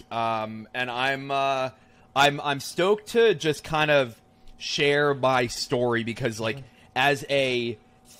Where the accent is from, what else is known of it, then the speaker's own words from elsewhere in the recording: New Jersey, United States; I was born and raised in New Jersey